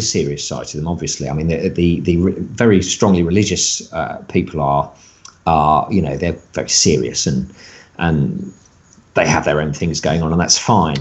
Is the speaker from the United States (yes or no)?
no; United Kingdom